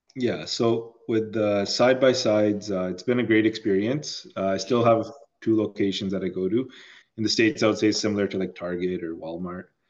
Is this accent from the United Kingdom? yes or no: no; Toronto, Ontario, Canada; also born or lived in Chicago; I grew up in Toronto. Went to school in Chicago. Uh, moved back to Toronto